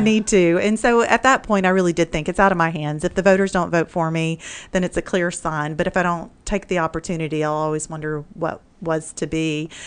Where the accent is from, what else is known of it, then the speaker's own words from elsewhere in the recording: Mississippi, United States; now in Mansfield, Texas, United States; Growing up in Mississippi in public education